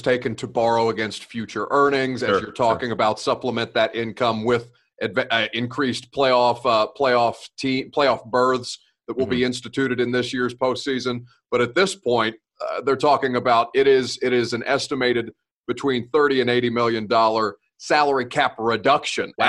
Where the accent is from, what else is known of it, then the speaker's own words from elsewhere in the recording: Evansville, Indiana, United States; now in Tennessee, United States; I'm from Evansville, Indiana